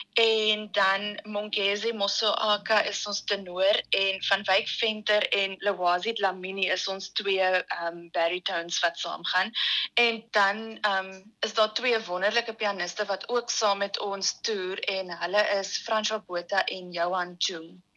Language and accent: Afrikaans; South Africa; ons as Suid-Afrikaners